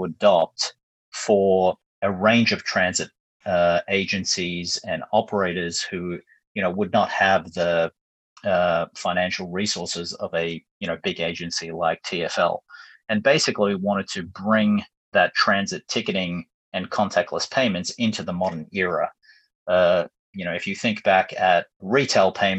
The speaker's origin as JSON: {"language": "English", "town": "Melbourne", "region": "Victoria", "country": "Australia", "tie": "born or raised there", "also_born_or_lived": "New York / London", "moved": "as an adult", "said": "moved back to my hometown in Melbourne after a number of years overseas"}